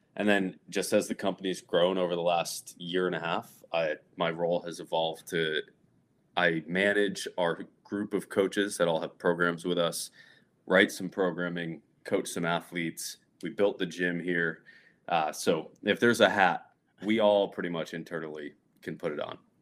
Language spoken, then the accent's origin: English; north central Connecticut, United States; moved away as an adult; also born or lived in Providence, Rhode Island; I grew up, like, north central Connecticut